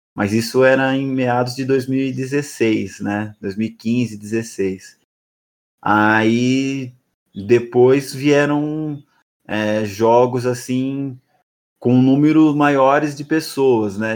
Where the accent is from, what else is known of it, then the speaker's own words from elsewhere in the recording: São Roque, São Paulo, Brazil; moved away as an adult; now in São Paulo, Brazil; eu nasci em São Roque, uma cidade que fica próxima a São Paulo